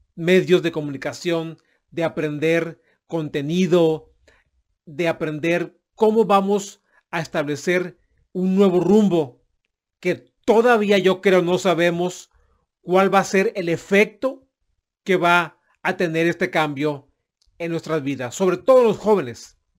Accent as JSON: {"language": "Spanish", "country": "Mexico", "said": "mi país de origen, que es México"}